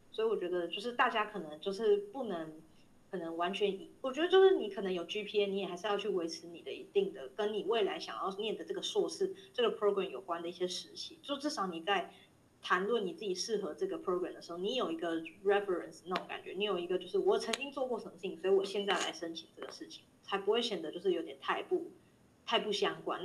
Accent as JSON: {"language": "Chinese", "country": "Taiwan", "said": "我是台湾人"}